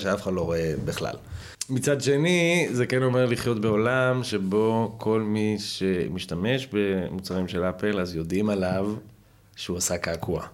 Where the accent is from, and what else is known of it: Haifa, Haifa District, Israel